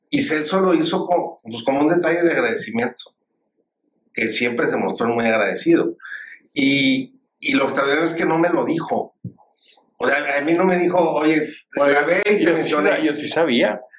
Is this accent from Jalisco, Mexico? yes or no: no; Monterrey, Nuevo León, Mexico; also born or lived in Sabinas Hidalgo, Nuevo León; no solamente como regiomontano